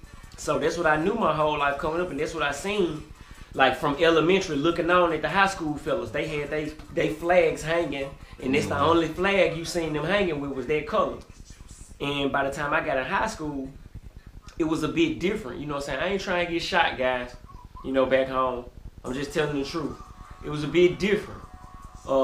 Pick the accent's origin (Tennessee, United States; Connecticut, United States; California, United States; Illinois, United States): Tennessee, United States; Memphis; well, you know, you asked me what it's like growing up. I think about being a child, and you know, the starting environment, just from when I was a kid going to school